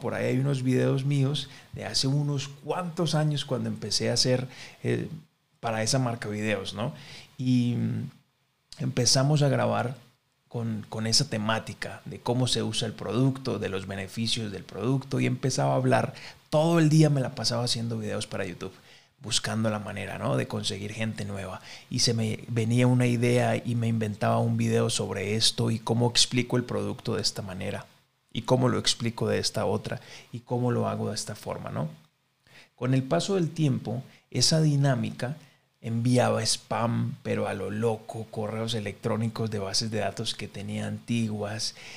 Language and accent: Spanish; Colombia; en mi, en mi país, que es Colombia